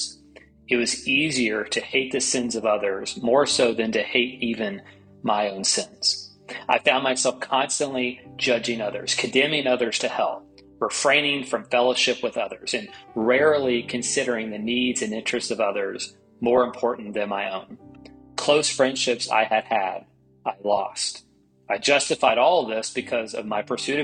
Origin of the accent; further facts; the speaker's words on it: East Tennessee, United States; I grew up as Catholic in East Tennessee